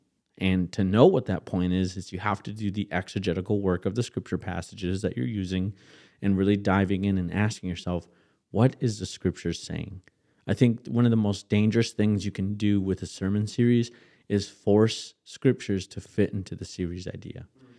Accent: Kenosha, Wisconsin, United States; my mind runs back to the church I grew up in Kenosha, Wisconsin, right?

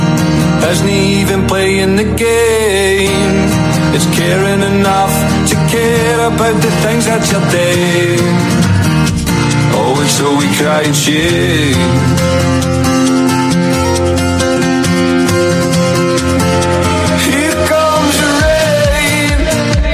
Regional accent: Glasgow, Scotland, United Kingdom; I'm a glass Ouija, mate.

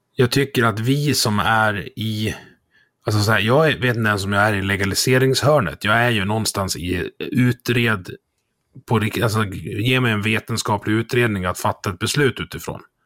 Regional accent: Dalarna County, Sweden; jag är från Dalarna, vi, vi känner varandra här

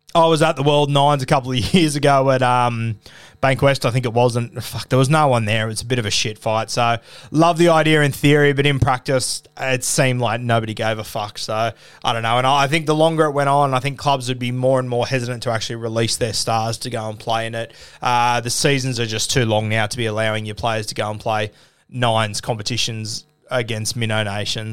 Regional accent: Australia; being Australian and not of Pacific Islander heritage

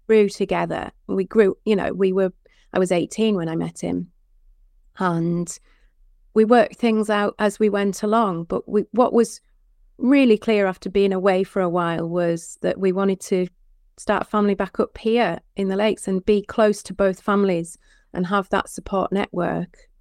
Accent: Penrith, North West England, United Kingdom; also born or lived in Hereford; my childhood was in and around the farm. We didn't, so it's very close to the Lake District. It's at Penrith.

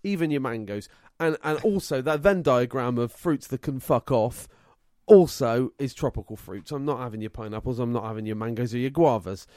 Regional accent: England, United Kingdom; I'm English through and through

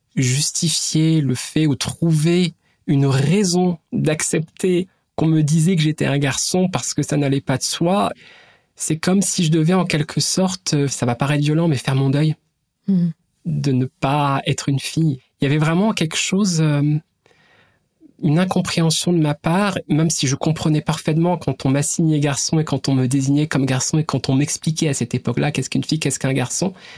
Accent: Brittany, France; Ma famille, je la situerai en tout cas dans mon enfance plutôt classe moyenne, quelque part euh, en Bretagne

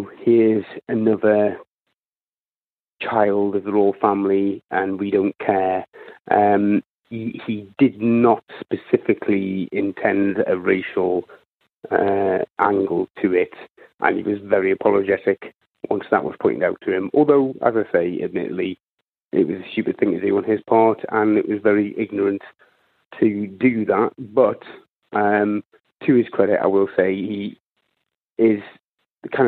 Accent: United Kingdom; I'm from the United Kingdom

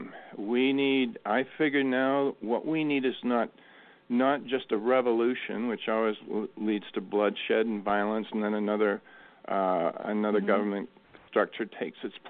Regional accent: Maine coast, United States; growing up in the Maine coast

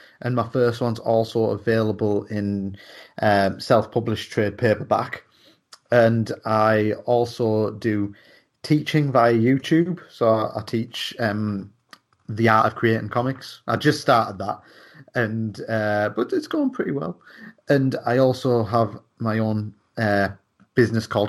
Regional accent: Darlington, North East England, United Kingdom; I'm from Darlington

